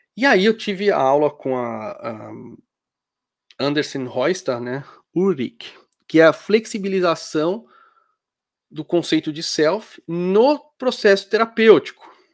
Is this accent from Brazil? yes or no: yes; Brazil; moved away; also born or lived in Germany; eu sou brasileiro